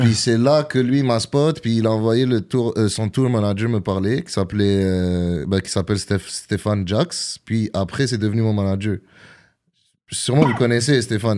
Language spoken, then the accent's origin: French; Gatineau, Quebec, Canada; born or raised there; also born or lived in Algiers, Algeria / Montreal (Saint-Léonard)